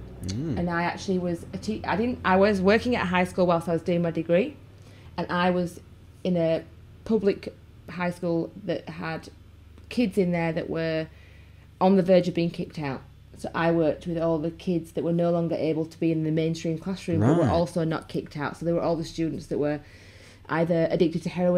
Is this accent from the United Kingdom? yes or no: yes; Yorkshire and the Humber, United Kingdom; accent: Yorkshire; now in Australia; So I speak with my Yorkshire accent to the kids.